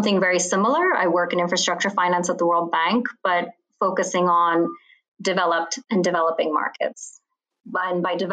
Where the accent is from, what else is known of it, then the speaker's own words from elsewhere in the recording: Bahrain; now in Washington, D.C., United States; I grew up in the Middle East in a little island called Bahrain